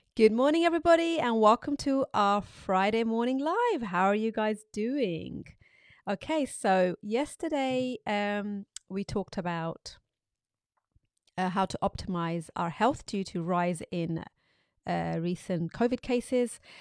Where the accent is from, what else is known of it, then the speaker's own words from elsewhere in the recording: Pakistan; when I was growing up in Pakistan